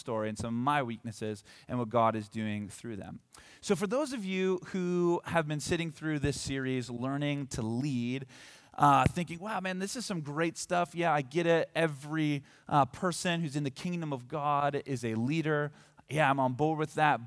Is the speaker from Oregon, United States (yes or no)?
yes; Hillsboro, Oregon, United States; moved away as an adult; now in Bend, United States; I grew up here. This is my hometown